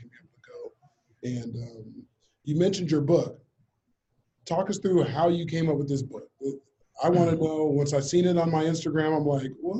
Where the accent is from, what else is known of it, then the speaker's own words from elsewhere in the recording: Orange County, California, United States; we grew up in Orange County, for those who didn't know, inland